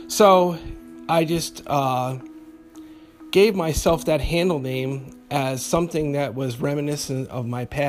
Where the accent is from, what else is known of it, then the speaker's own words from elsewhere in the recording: Albany, New York, United States; when I was a teenager growing up in Albany, New York, I was very heavily into the goth scene on Lark Street and Lower Central Avenue, where QE2 used to be.